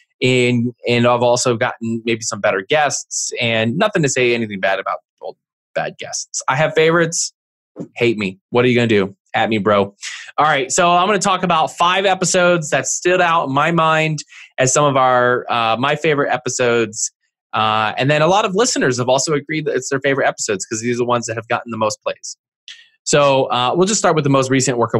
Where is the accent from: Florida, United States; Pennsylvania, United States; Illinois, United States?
Pennsylvania, United States; East Coast, outside of Philadelphia; I'm from the East Coast, outside of Philly.